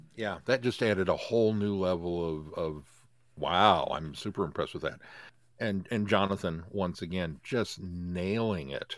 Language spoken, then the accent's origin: English; United States; I'm American